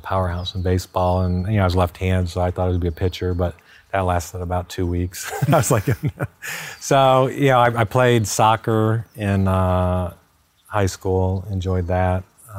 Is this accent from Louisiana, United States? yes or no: no; Miami, Florida, United States; also born or lived in Fort Worth, Texas / California; I grew up in Miami, so I was a huge Hurricane fan growing up.